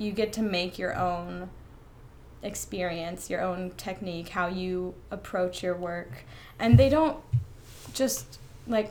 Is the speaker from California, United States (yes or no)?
no; Fayetteville, Georgia, United States; I'm originally from Fayetteville, Georgia